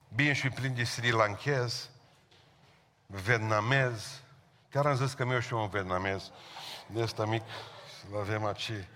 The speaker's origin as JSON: {"language": "Romanian", "country": "Romania", "said": "Noi românii"}